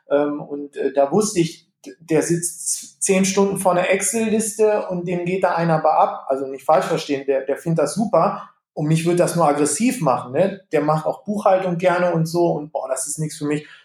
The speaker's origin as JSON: {"language": "German", "town": "Gütersloh", "region": "North Rhine-Westphalia", "country": "Germany", "tie": "born or raised there", "said": "ich komme gebürtig hier aus, aus Gütersloh, Iselhorst, ich bin so ein Landei."}